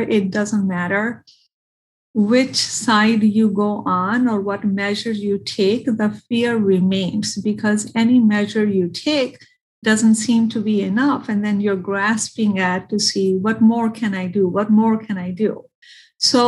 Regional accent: India; now in Michigan, United States; I am from India. I have family in India

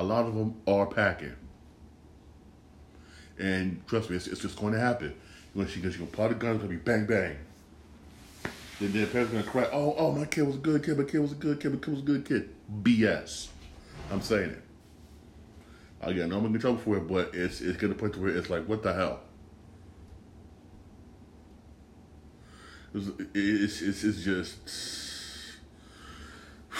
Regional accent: Bridgeport, Connecticut, United States; I grew up in Bridgeport

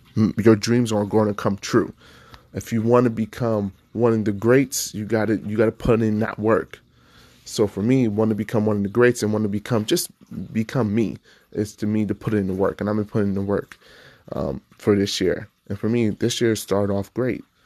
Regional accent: Nevada, United States; I grew up in Nevada

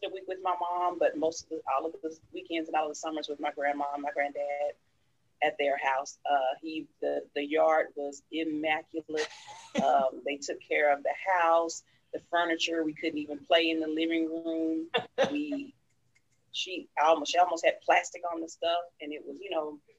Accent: Dallas, Texas, United States; I grew up in the heart of Oak Cliff, Texas

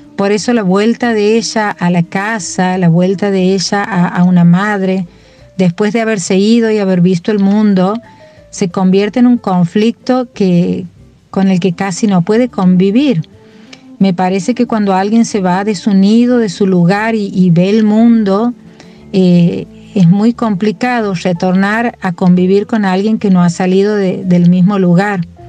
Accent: Santiago del Estero, Argentina; now in Córdoba, Argentina; me defino como santiagueña. Yo creo que ese es eh, el lugar de donde, de donde vengo y al que vuelvo siempre

